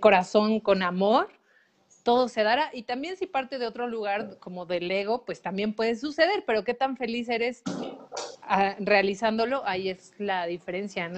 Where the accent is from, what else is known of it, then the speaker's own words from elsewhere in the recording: Mexico; cómo hemos sido educados como mexicanos